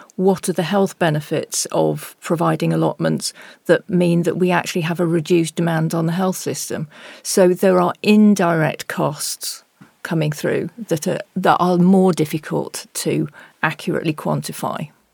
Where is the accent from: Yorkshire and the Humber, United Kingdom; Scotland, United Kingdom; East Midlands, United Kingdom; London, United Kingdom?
East Midlands, United Kingdom; Nottingham; Nottingham, my hometown